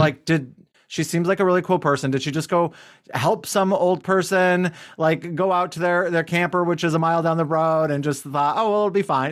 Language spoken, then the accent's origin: English; United States; I'm typical American in that way